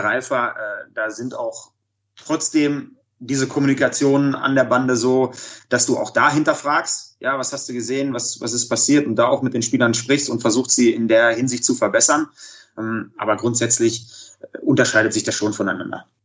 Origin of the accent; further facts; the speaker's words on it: Dortmund, North Rhine-Westphalia, Germany; also born or lived in Iserlohn; angefangen in, in Dortmund damals, äh, bin gebürtiger Dortmunder